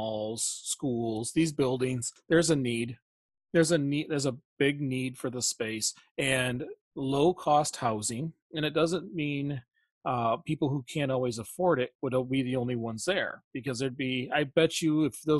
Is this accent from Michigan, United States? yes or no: yes; Flint, Michigan, United States; we're from the Flint area